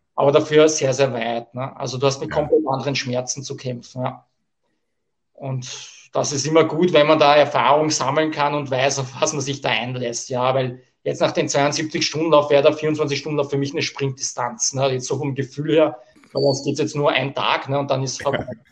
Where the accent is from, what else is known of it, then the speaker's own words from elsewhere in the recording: Austria; bei uns in Österreich im Burgenland